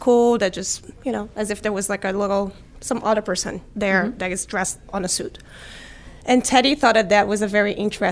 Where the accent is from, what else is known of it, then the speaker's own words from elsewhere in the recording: Rio de Janeiro, Brazil; I grew up in Rio de Janeiro, Brazil